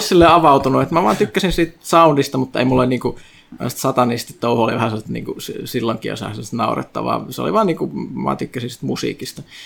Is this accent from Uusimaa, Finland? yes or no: no; Kajaani, Kainuu, Finland; moved away; mä oon siis Kajaanista alun perin, siis pohjoinen kaupunki